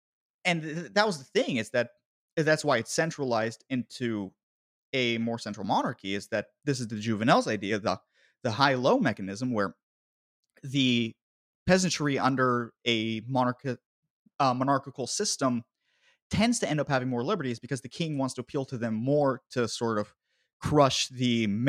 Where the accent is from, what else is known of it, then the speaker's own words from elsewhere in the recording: United States; as an American, I am a Euromutt.